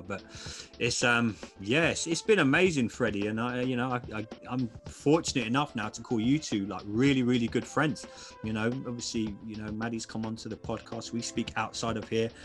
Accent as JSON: {"language": "English", "region": "England", "country": "United Kingdom", "said": "I'm English."}